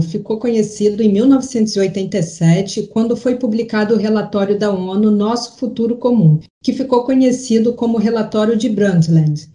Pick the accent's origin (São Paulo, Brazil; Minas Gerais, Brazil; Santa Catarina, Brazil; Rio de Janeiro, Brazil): Rio de Janeiro, Brazil; foi aqui no Rio de Janeiro, a cidade onde nasci e vivo